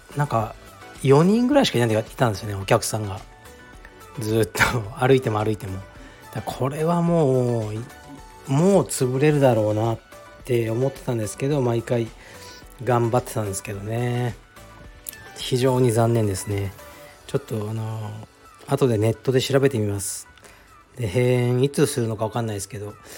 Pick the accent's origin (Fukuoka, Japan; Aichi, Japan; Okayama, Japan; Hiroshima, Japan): Fukuoka, Japan; moved away; 僕の実家福岡の東区の菓子にある